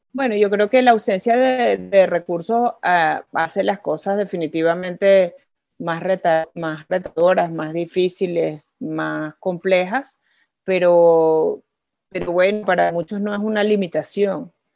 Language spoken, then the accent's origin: Spanish; Venezuela; haber nacido en Venezuela